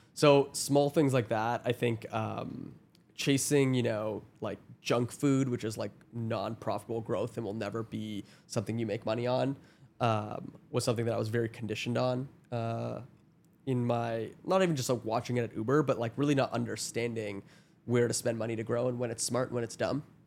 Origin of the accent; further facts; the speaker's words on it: Toronto, Ontario, Canada; I'm from Toronto